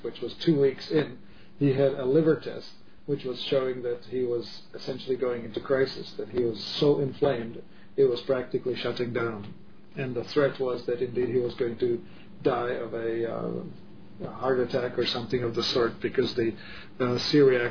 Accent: Czechia; moved away; I grew up in Europe, in the, Czech Republic

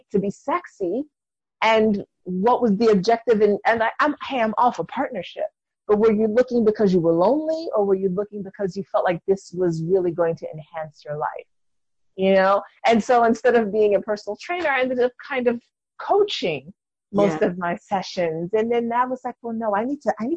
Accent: New York City, New York, United States; I'm from New York City

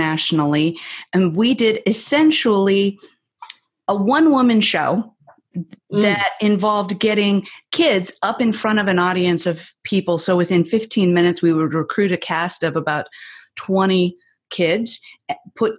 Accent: the Northwest, Pacific Northwest, United States; I'm from the Northwest, so I live just south of Seattle

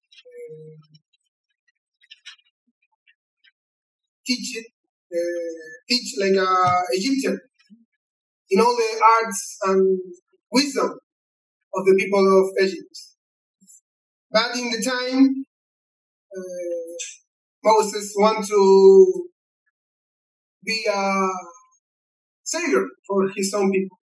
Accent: Chile; first language Spanish; English is a second language; I'm from Chile

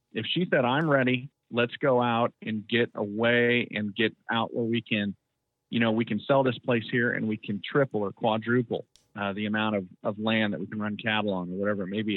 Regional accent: Central Valley of California, United States; moved away as an adult; now in Idaho, United States; I grew up in the Central Valley of California, and at age 19, I got out of there

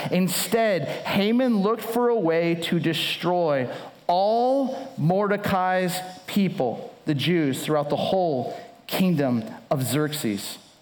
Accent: Southern California, United States; now in Chicago, United States; I live in Chicago. I grew up in Southern California

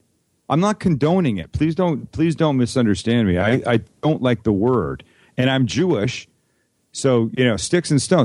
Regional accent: Vancouver, British Columbia, Canada; I grew up in Vancouver, Canada

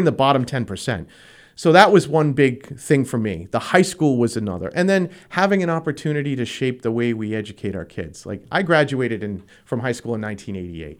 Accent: Pawtucket, Rhode Island, United States; moved away as an adult; now in Attleboro, United States; I'm originally from Pawtucket, Rhode Island

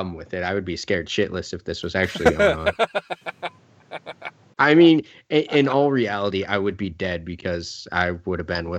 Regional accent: Pittsburgh, Pennsylvania, United States; I'm from Pittsburgh.

